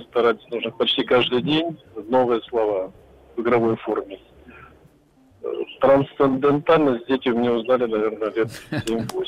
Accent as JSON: {"language": "Russian", "town": "Novosibirsk", "region": "Novosibirsk Oblast", "country": "Russia", "said": "Я, я из Новосибирска"}